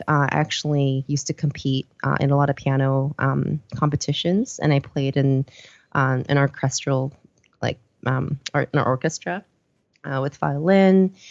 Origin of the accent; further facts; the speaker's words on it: Vancouver, British Columbia, Canada; also born or lived in Seoul, South Korea / Copenhagen, Denmark; I was born in Seoul, uh, South Korea, uh, and then when I was around, um, I did grade school there until I was around, uh, seven, and then we moved over, uh, to Vancouver, um, after that. And, um, we, I went to school and finished stuff off there